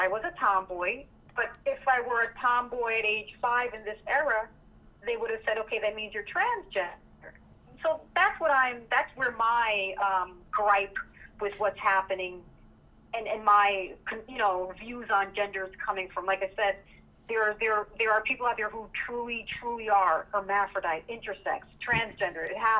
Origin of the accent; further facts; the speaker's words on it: Jamaica; I'm not German. I'm Jamaican. I'm not German.